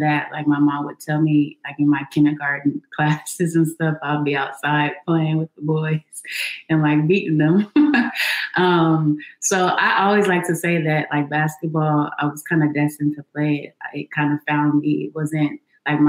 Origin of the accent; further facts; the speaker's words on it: Los Angeles, California, United States; I grew up in Los Angeles